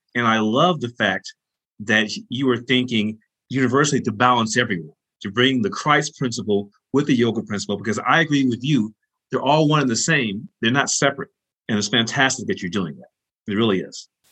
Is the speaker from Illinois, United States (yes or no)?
yes; Chicago, Illinois, United States; the rich background that we share growing up in Chicago